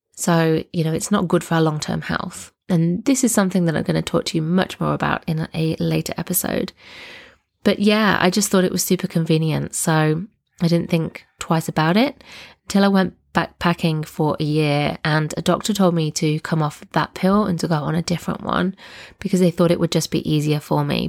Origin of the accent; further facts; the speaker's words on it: Nottingham, East Midlands, United Kingdom; moved away as an adult; now in Southern Highlands, Australia; I'm originally from Nottingham in the U K, but now live in the Southern Highlands, which is a region about two hours south of Sydney in Australia